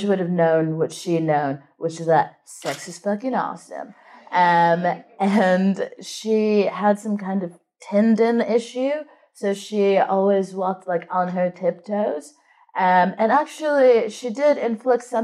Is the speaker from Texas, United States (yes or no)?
yes; Texas, United States; moved away; I grew up in Texas, and it was quite conservative and Christian